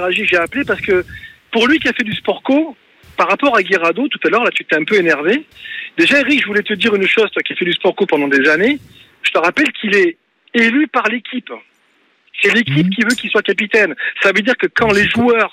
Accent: Bordeaux, Nouvelle-Aquitaine, France; moved away as an adult; now in Cannes, France; je suis exactement de Bordeaux, euh, euh, exilé depuis 33 ans dans le sud-est du côté de Cannes

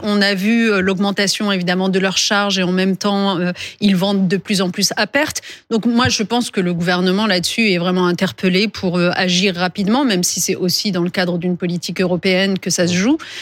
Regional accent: France; chez nous, en France

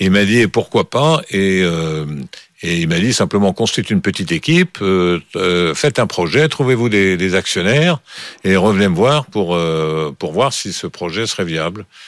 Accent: Bordeaux, Nouvelle-Aquitaine, France; also born or lived in Villefranche-sur-Saône; j'ai fait mes études à Bordeaux parce que mon père travaillait à Bordeaux et j'y suis passé des années qui comptent. Hein. J'y suis passé de l'âge de 8 ans jusqu'à

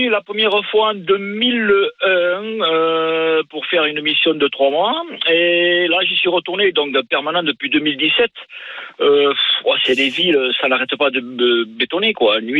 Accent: Lourdes, Occitania, France; suis du sud-ouest.

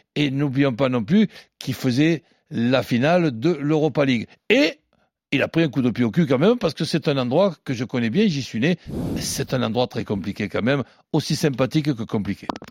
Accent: Marseille, Provence-Alpes-Côte d'Azur, France; en tant que Marseillais

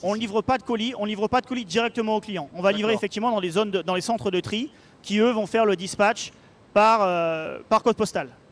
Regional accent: Paris, Île-de-France, France; moved away as an adult; also born or lived in Orléans / Barcelona / Brétigny-sur-Orge; now in Seattle, United States; retourner à Paris, là, où là d'où je viens

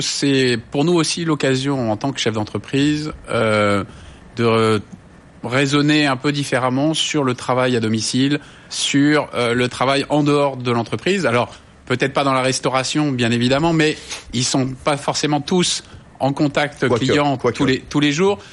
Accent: France; on est français

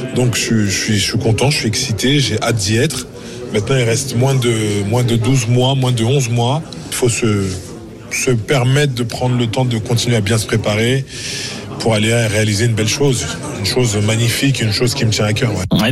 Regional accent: Frontignan, Occitania, France; moved away; c'est le club où où j'ai joué quand j'étais petit, où mon père, mon père m'a entraîné. C'est là où j'ai grandi

